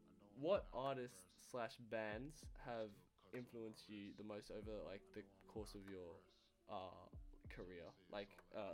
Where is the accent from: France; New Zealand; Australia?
Australia; Perth, Western Australia; Australia, Perth.